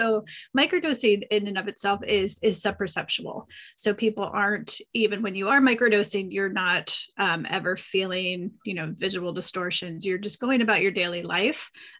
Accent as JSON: {"language": "English", "region": "East Coast", "country": "United States", "tie": "born or raised there", "said": "I grew up on the East Coast, but I've been out here for 25 years."}